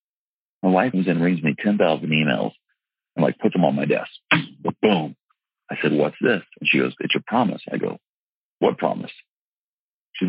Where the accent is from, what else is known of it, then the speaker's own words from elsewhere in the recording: the South, United States; I'm from the South